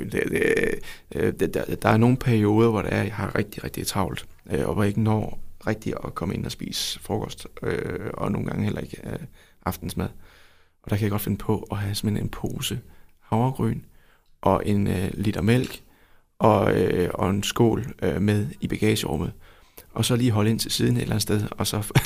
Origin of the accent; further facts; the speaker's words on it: Vojens, Southern Denmark, Denmark; nu er jeg jo fra Vojens jo.